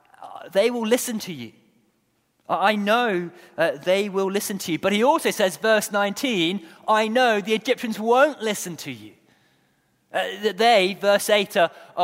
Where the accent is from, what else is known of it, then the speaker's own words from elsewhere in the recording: Guernsey; moved away; I was born in Guernsey, not Jersey.